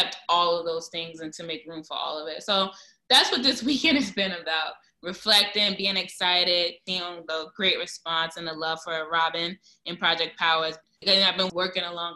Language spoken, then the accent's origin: English; New York City, New York, United States; I'm from Brooklyn. I'm from East New York